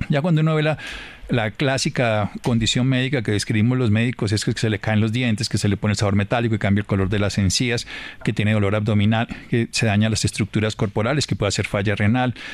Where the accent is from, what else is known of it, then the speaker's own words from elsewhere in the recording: Colombia; como colombianos